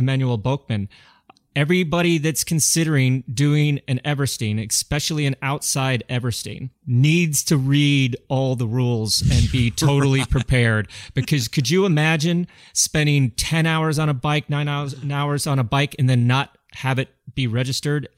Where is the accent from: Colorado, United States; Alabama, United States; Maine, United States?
Colorado, United States; growing up in Colorado